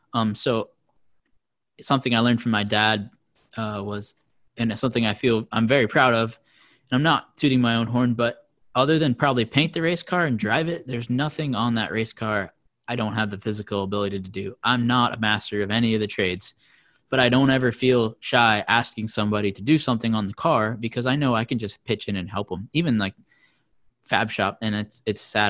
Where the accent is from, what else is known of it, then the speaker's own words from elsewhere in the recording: Vermont, United States; I'm from Vermont